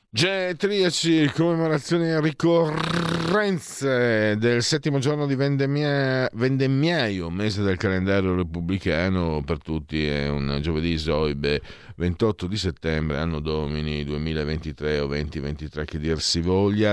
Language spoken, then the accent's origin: Italian; Friuli-Venezia Giulia, Italy; io vengo dal Friuli